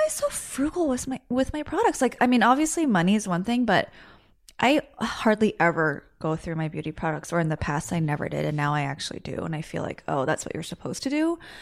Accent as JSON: {"language": "English", "country": "United States", "said": "I'm Korean American"}